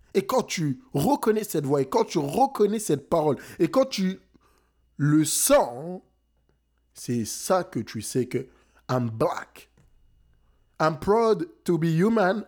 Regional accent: France; now in Montreal, Canada; je suis né en France, j'ai grandi en France. Mes parents sont sénégalais

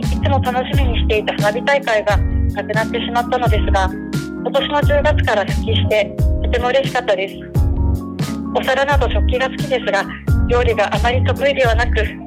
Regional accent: Kumamoto, Japan; accent: Kumamoto dialect; お客様と仲良くなってくるとどんどん熊本弁が出てくるとよ

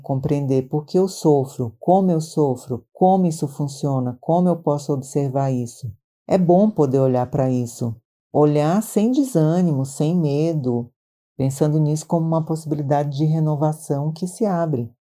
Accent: Maranhão, Brazil; now in São Paulo, Brazil; eu sou do Maranhão, mas eu já moro em São Paulo há muitos anos

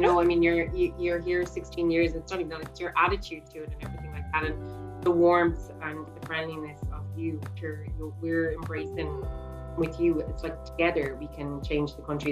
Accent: Ireland; growing up in Ireland

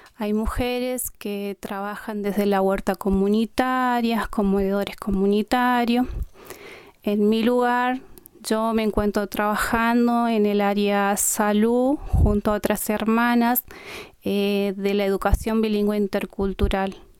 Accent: Colonia Aborigen, Chaco, Argentina; first language Qom; Vengo de Napalpí, un territorio ancestral con preexistencia

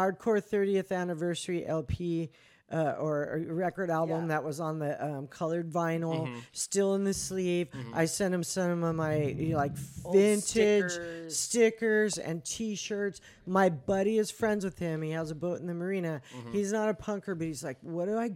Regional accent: Oxnard, California, United States; also born or lived in New Orleans; We're from Oxnard.

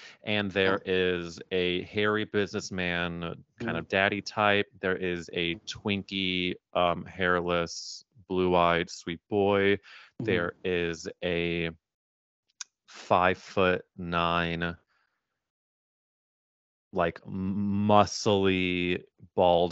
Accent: Missouri, United States; I'm growing up in Missouri where like I knew maybe one gay person

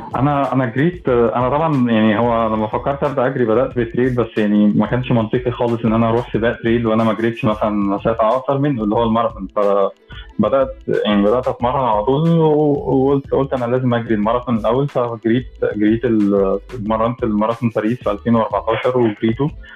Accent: Egypt; انا مصري فعلا

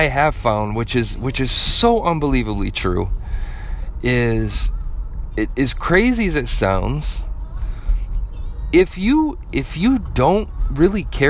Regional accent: Flint, Michigan, United States; I grew up in Flint.

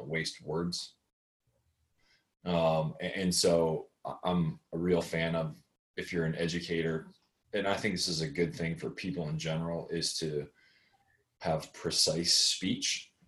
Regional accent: Buffalo, New York, United States; I was born in Buffalo, New York

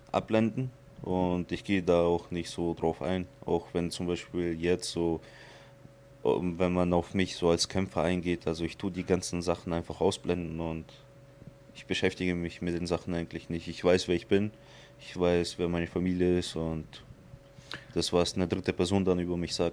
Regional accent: Surgut, Khanty-Mansi Autonomous Okrug, Russia; born there; Also ich bin in Sibirien geboren, in Surgut.

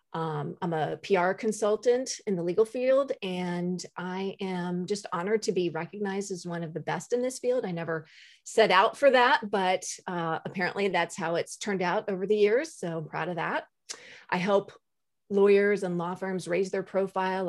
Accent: Maryland, United States; moved away as an adult; also born or lived in Washington, D.C.; now in Jacksonville, United States; I grew up in Maryland

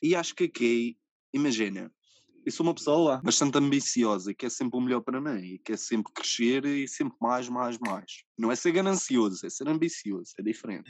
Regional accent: Ribeira Brava, Madeira, Portugal; also born or lived in Covilhã; Ribera Brava, porque é de onde eu sou natural, óbvio. Nasci aqui.

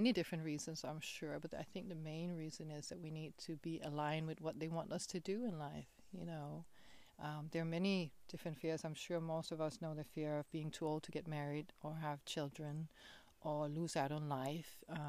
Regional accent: Denmark; English is a second language; moved away; I came all the way from Denmark, and I had to detour and to a lot of places in the world to find a space where this form that I live, the being that I am, is acceptable

